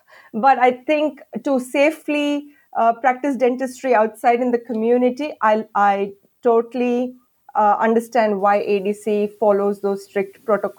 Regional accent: India; moved away as an adult; because I think at that time I just came in from India. My accent was quite strong.

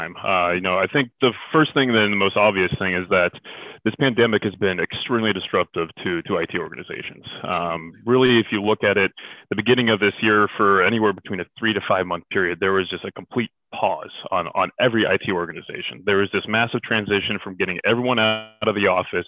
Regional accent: Silicon Valley, Bay Area, California, United States; originally I'm from California, born and raised in the Silicon Valley in the Bay Area

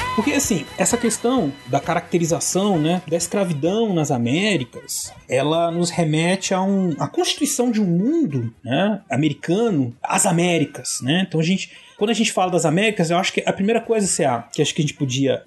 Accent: Brazil; eu e o César somos brasileiros

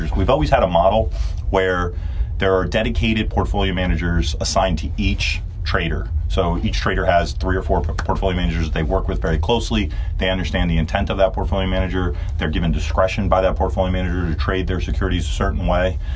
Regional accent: New Jersey, United States; now I grew up in North Jersey, so I didn't get to see Bills games.

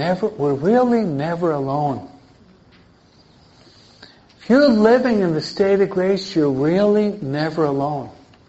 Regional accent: Mexico; No, I'm from Mexico.

